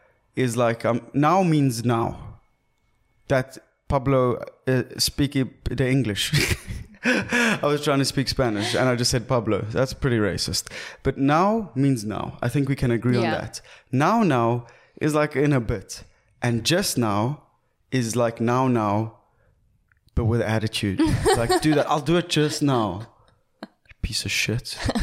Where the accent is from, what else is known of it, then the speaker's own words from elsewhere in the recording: South Africa; But we're proudly South African, so we're getting into it.